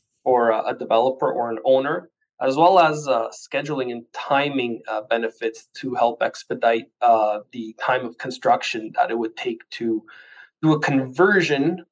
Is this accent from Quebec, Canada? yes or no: no; Ottawa, Ontario, Canada; also born or lived in Portugal; I was born in Portugal from a hard working immigrant family, landed in Canada when I was just shy of 3 years old. Done all my schooling in French, always stayed in the Ottawa area.